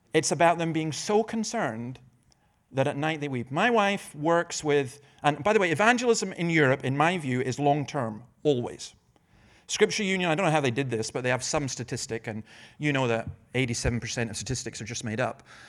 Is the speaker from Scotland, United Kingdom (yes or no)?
yes; Scotland, United Kingdom; I'm Scottish